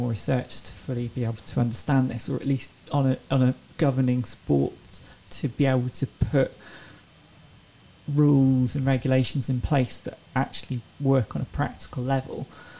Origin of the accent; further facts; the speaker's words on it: England, United Kingdom; No, I'm from England.